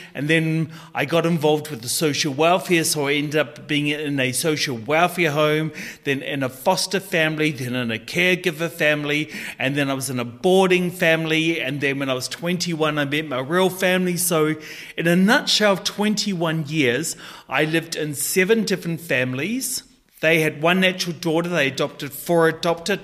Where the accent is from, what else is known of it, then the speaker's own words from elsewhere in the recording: New Zealand; a wealthy, predominant Scottish family in New Zealand adopted me. And so I grew up as a Maori boy in a Scottish family